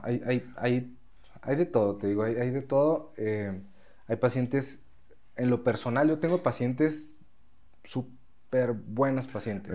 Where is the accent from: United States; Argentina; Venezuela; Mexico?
Mexico; also born or lived in Spain; nosotros, como mexicanos